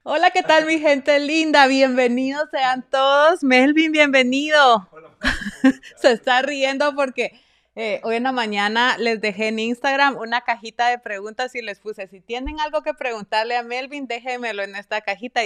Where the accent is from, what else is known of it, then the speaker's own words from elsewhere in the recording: Esquipulas, Chiquimula, Guatemala; also born or lived in New Haven, Connecticut; now in United States; nosotros pues somos de Guatemala, los dos somos del mismo pueblo, Esquipulas, Chiquimula, Guatemala.